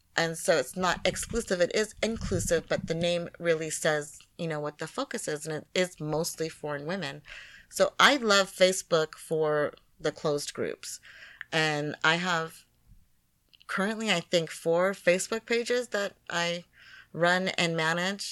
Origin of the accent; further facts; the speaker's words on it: United States; being a black woman from America